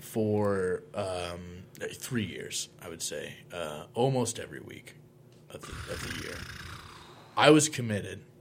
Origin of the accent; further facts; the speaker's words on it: Monticello, Illinois, United States; my hometown of Monticello